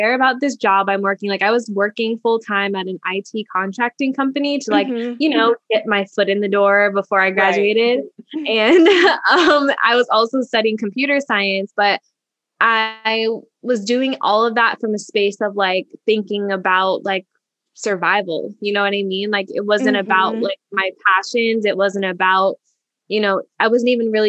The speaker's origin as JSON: {"language": "English", "region": "a small town in Indiana", "country": "United States", "also_born_or_lived": "Washington, District of Columbia, United States", "moved": "as an adult", "said": "being from a small town in Indiana and then having, you know, moved across the country to DC"}